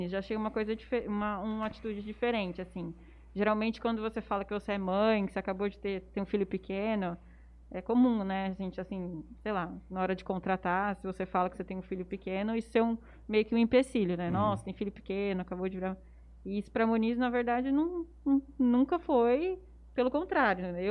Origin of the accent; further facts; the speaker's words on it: Jales, São Paulo, Brazil; eu sou de Jales também, nasci em Jales, dei a vida inteira em Jales, inclusive com o Matheus e fui fazer faculdade em São Paulo.